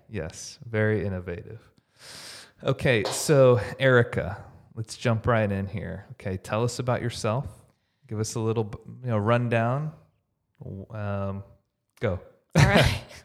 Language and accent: English; Houston, Texas, United States; now in Dallas, United States; I grew up in Houston